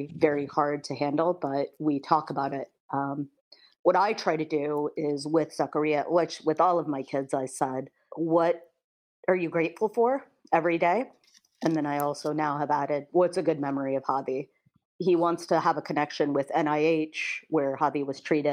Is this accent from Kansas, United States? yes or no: yes; Kansas, United States; moved away; I grew up in Kansas, so I still have my Kansas community